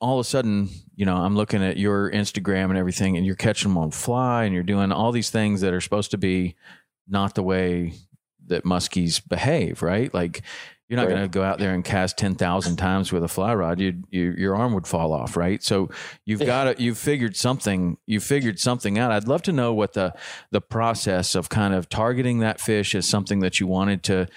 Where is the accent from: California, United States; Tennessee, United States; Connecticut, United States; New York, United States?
Tennessee, United States; I grew up in Tennessee